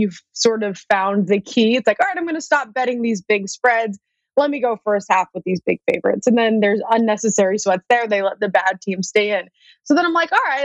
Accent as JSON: {"language": "English", "region": "New England", "country": "United States", "said": "I'm from New England"}